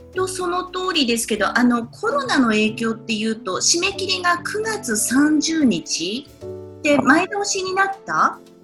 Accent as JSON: {"language": "Japanese", "region": "Saitama", "country": "Japan", "tie": "born or raised there", "moved": "yes", "lives_now": "New York, United States", "said": "私埼玉県出身なんですけど"}